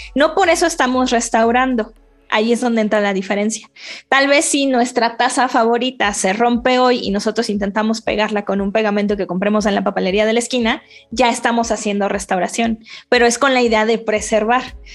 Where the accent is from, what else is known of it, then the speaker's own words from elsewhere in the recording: Mexico City, Mexico; soy chilanga